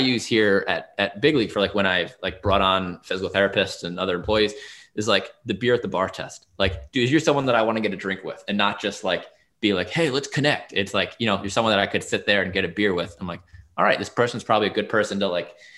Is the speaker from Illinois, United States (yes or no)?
no; New York, United States; moved away as an adult; now in Washington, DC, United States; I'm from New York originally. So I've only been here for 6 years or so